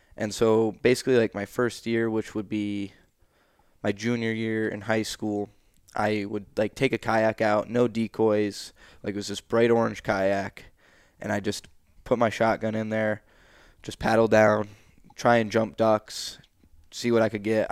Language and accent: English; central New York, United States; forty-five minutes in the area of Coble Skill is where I grew up, the central New York